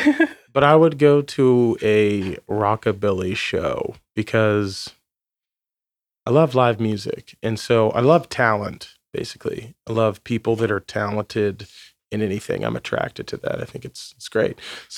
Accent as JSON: {"language": "English", "town": "Philomath", "region": "Oregon", "country": "United States", "tie": "born or raised there", "said": "That's my hometown. Philomath."}